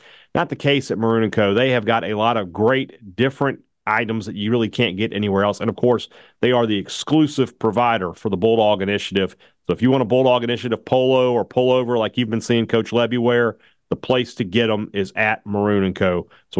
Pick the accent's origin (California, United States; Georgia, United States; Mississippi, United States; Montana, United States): Mississippi, United States; Vicksburg; Visit Vicksburg, my hometown.